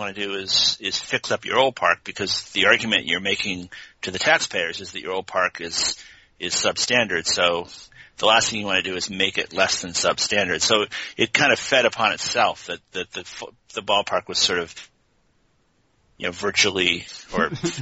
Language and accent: English; Connecticut, United States; moved away as an adult; also born or lived in Boston / Oregon; now in Corvallis, United States; I grew up in Connecticut